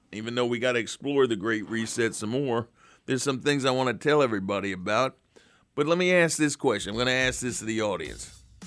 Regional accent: United States; I'm an American

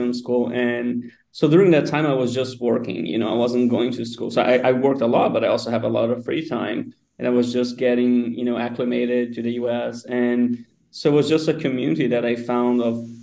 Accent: a small town in São Paulo state, Brazil; moved away as an adult; also born or lived in United States; now in Lisbon, Portugal; I'm from a very small town in São Paulo, like an hour and a half from São Paulo, the city

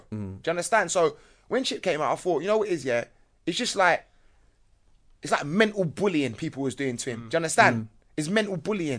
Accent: London, United Kingdom; I come from Battersea, so I would be classed as coming from Junction.

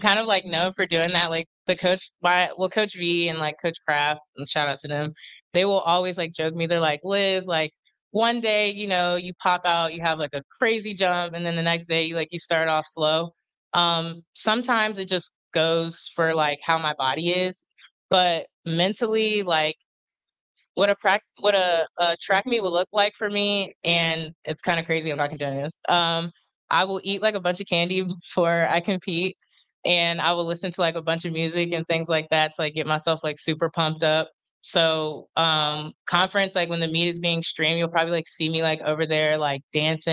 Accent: Harrisburg, Pennsylvania, United States; moved away as an adult; I was born in Harrisburg, Pennsylvania

